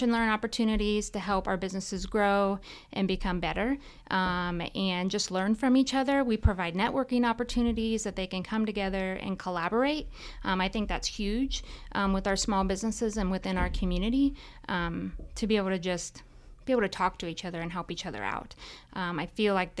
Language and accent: English; Winchester, Indiana, United States; also born or lived in West Lafayette, Indiana; So I grew up in Winchester in Randolph County, was born and raised here.